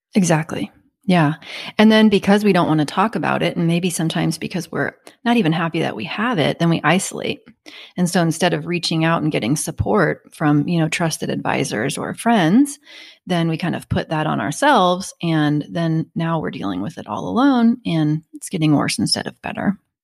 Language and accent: English; Kansas, United States; I'm from Kansas